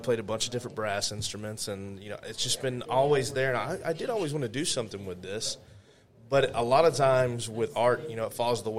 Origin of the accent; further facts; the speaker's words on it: Louisiana, United States; Well, I'm from Louisiana originally. That's where I was born. But I joke with people that I'm a man of the world. As soon as I could start moving around and leaving the South, I started moving around.